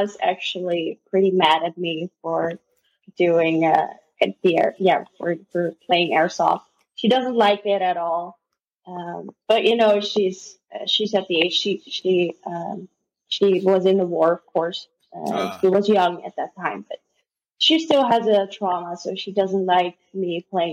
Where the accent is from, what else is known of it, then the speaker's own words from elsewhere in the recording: Netherlands; first language Dutch; English is a second language; I was born and raised in the Netherlands